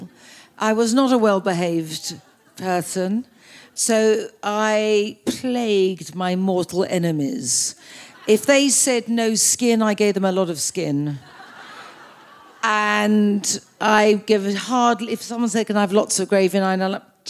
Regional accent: Australia; being Australian

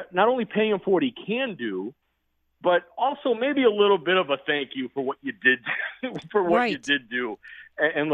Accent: Chicago, Illinois, United States; I grew up in Chicago

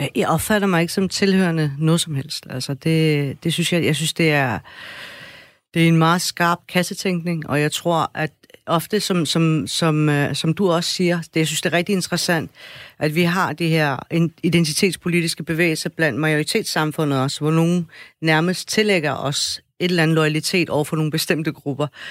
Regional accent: Afghanistan; now in Denmark; Jeg er fra mm. Afghanistan.

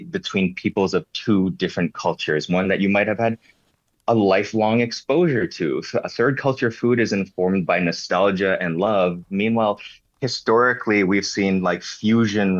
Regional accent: Hong Kong; also born or lived in Canada / United States; now in Detroit, United States; Spaghetti was actually a thing that I grew up loving in Hong Kong

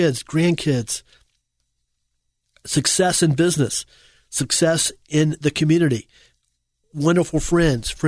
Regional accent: United States; we, as Americans

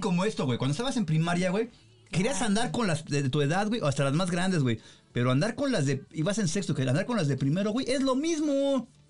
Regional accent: Colonia Federal, Mexico City, Mexico; Nosotros éramos de, ves que soy de la Federal

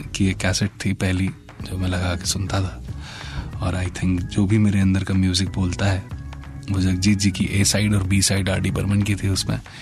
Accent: Uttar Pradesh, India; उत्तर प्रदेश की एक हसीन धरती पे पैदा हुआ

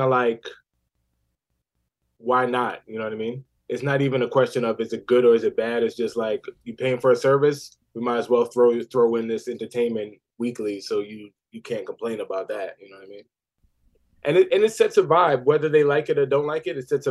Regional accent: New York City, New York, United States; I was in Queens, South Ozone Park, until like second grade.

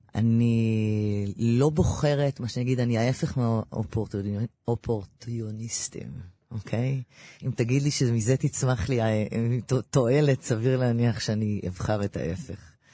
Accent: Ramat Gan, Tel Aviv District, Israel; גדלתי ברמת גן, נולדתי בביאליק 99

